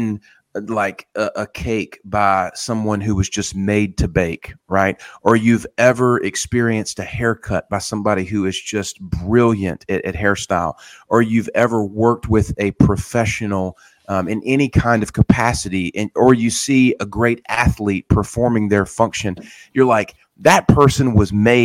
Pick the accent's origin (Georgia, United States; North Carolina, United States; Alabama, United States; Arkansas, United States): North Carolina, United States; Wilmington; moving to my hometown of Wilmington